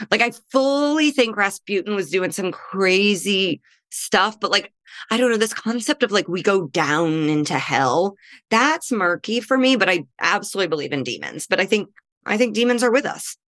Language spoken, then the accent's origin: English; Midwest, United States; now in Los Angeles, United States; I'm a Midwesterner in L